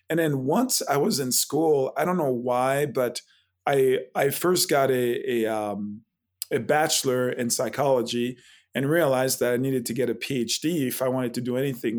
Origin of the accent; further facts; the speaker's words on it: Haiti; born there; Correct. Yeah, I was born in Haiti, and it's actually a French name